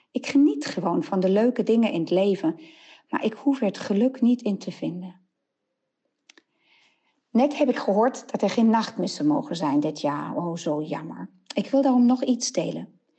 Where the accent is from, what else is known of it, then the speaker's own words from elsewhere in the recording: Nijmegen, Gelderland, Netherlands; uit Nijmegen.